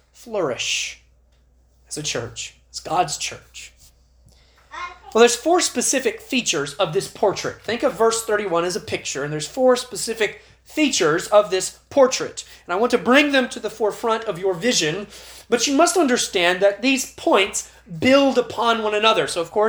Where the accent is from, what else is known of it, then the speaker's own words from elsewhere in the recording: United States; as American Christians